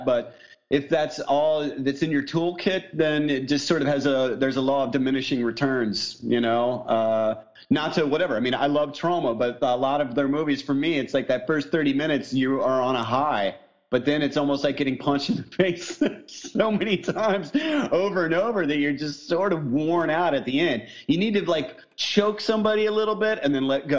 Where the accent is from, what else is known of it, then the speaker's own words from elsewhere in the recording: southern Indiana, United States; moved away; I grew up in Indiana right next to Nashville.